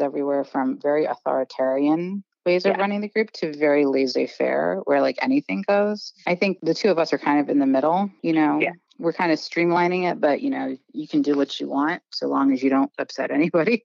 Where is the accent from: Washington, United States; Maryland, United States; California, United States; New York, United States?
Washington, United States; moved away as an adult; also born or lived in East Coast of the US; I grew up in Washington State, so I went to Disneyland growing up, and then I moved out east for college, and I just have stayed